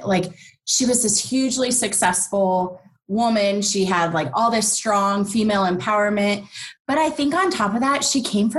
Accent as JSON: {"language": "English", "region": "Nevada", "country": "United States", "tie": "born or raised there", "said": "So I grew up in Nevada. It's not too far from you, and was always the more rural out of the two of us."}